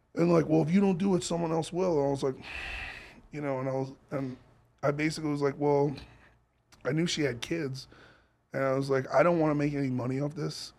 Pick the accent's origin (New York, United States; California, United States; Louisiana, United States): New York, United States; moved away as an adult; also born or lived in Los Angeles; I'm from New York, and I grew up in the Bowery